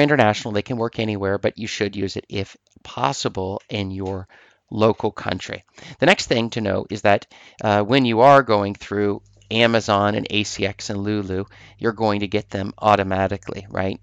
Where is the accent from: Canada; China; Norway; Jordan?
Norway; I'm from Norway, in Norway here